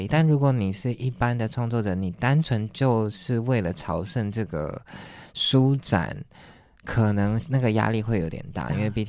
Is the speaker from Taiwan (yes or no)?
yes; Taiwan; 我是台湾人。